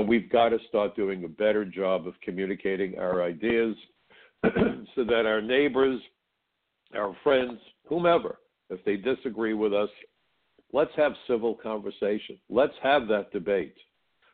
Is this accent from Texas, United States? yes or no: no; New York City, New York, United States; When I grew up in Brooklyn, I worked in a kosher deli about 10 blocks from my house